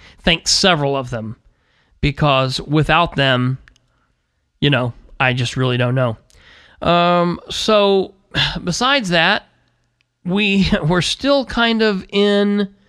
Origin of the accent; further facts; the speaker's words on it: United States; As an American